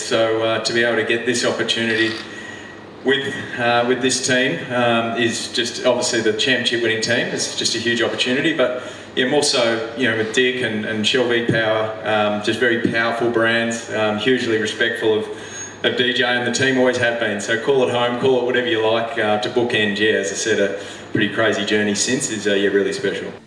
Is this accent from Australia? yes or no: yes; Tasmania, Australia; moved away; it's my home state